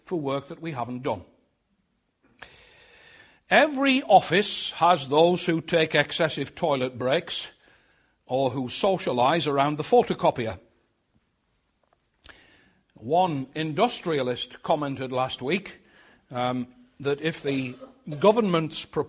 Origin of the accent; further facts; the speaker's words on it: Sunderland, North East England, United Kingdom; growing up in Sunderland, like most people in the old industrial heartland of the Northeast, we thought of ourselves as Geordies.